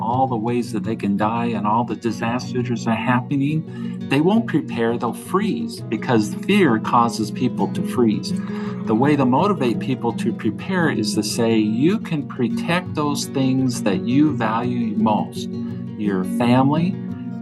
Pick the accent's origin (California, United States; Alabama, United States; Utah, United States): Utah, United States; Salt Lake County; I was born and raised in Salt Lake County, lived here my entire life, other than 2 years to a mission to Manitoba, Canada